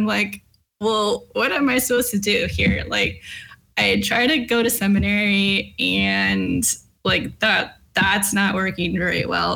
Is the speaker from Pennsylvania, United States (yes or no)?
no; Southern California, United States; moved away as an adult; also born or lived in Washington State / Lynchburg, Virginia; I was born in California, in Southern California. I went to school or college in Southern California.